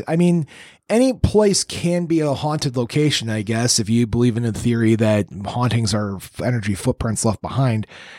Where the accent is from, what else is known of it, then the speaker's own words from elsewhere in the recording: Chicago, Illinois, United States; I grew up in Chicago proper and mm-hmm. Chicago like burb right there on the state line.